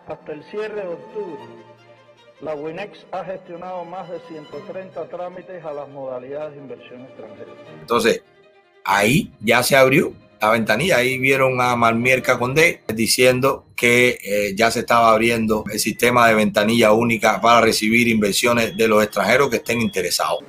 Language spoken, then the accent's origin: Spanish; Cuba; moved away; Cuando yo salí de Cuba